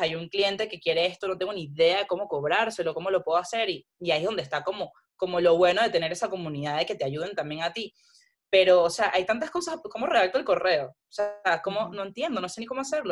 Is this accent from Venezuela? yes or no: yes; Venezuela; moved away as an adult; also born or lived in Panama; yo soy de Venezuela